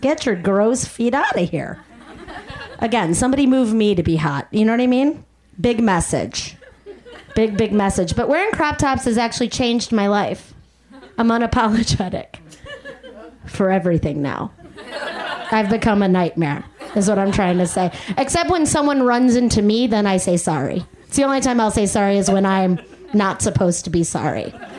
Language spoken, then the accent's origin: English; Chicago, Illinois, United States; accent: Chicago; moved away; I'm from Chicago originally